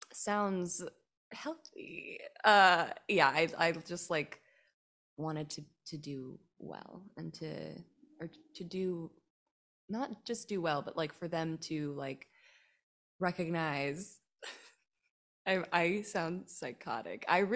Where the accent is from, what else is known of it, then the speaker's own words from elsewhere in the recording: North Hollywood, California, United States; I grew up here in North Hollywood and I did not do any theater or acting or any improv stuff growing up.